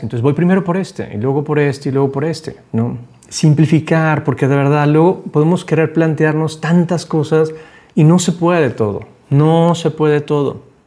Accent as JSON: {"language": "Spanish", "town": "Guadalajara", "region": "Jalisco", "country": "Mexico", "tie": "born or raised there", "also_born_or_lived": "Panama", "said": "cuando yo estaba morrito, me vine a vivir de Panamá a Guadalajara, llegué a vivir a casa de mis abuelos"}